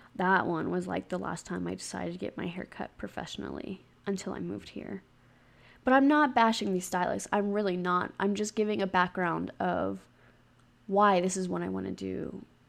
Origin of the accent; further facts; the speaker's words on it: Gulf Coast of Mississippi, United States; now in Utah, United States; I'm from the Gulf Coast of Mississippi, and I am currently living in Utah